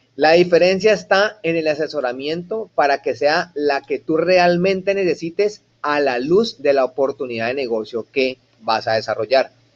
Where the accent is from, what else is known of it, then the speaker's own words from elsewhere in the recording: Colombia; now in United States; yo como empresario colombiano